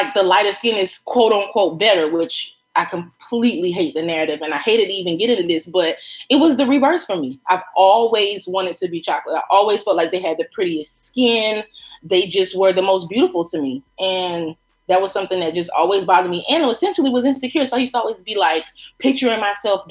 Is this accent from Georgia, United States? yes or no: no; Myrtle Beach, South Carolina, United States; I grew up in Myrtle Beach